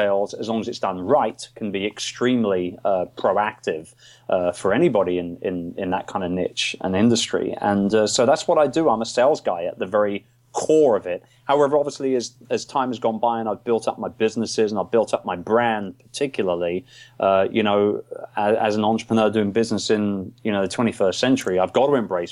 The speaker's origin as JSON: {"language": "English", "region": "London", "country": "United Kingdom", "tie": "born or raised there", "moved": "as an adult", "lives_now": "Cebu, Philippines", "said": "I was born and raised in Wimbledon, which is where I am right now"}